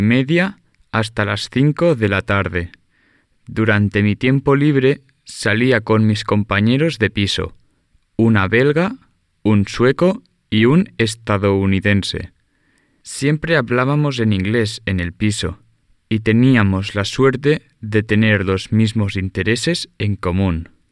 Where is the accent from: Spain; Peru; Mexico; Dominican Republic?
Spain; Carmona, Andalusia; Yo soy de un pueblo pequeño en Andalucía, que se llama Carmona.